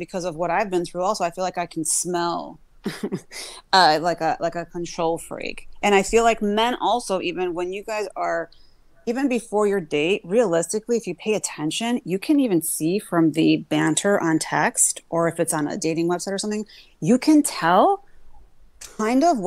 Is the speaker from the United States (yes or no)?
yes; United States; I was born in America, but my background is Greek